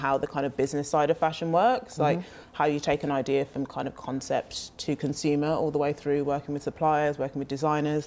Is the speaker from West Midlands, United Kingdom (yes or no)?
yes; Birmingham, West Midlands, United Kingdom; moved away; also born or lived in Lagos, Nigeria / London; I was born in Lagos, excuse me. I grew up in Birmingham